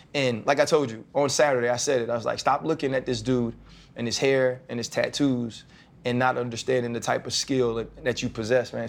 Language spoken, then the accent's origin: English; the South, United States; I'm from the South and I grew up Southern Baptist